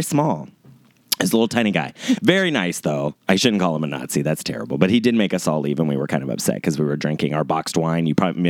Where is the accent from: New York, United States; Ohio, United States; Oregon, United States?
Ohio, United States; moved away as an adult; now in California, United States; I grew up in Ohio, so I've lived in California about 8 or 9 years.